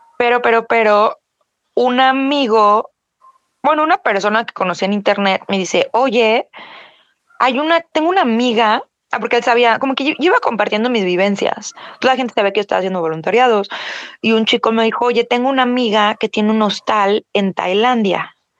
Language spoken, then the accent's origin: Spanish; Mexico; soy mexicana